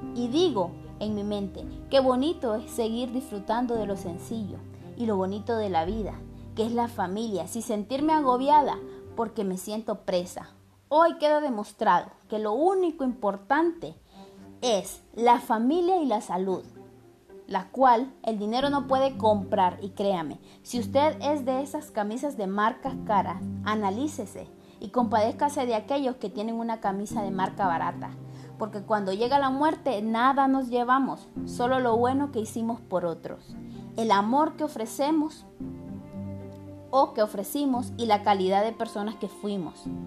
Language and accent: Spanish; Honduras; yo como hondureña